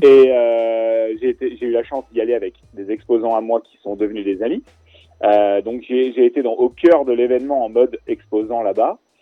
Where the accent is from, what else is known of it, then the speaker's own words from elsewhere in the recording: Clermont-Ferrand, Auvergne-Rhône-Alpes, France; also born or lived in Angers, Maine-et-Loire; on est de Clermont